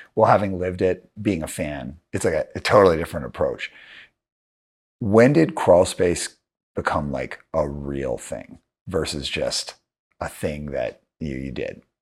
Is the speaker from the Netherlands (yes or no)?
no; Calgary, Alberta, Canada; also born or lived in Montreal; I grew up in Calgary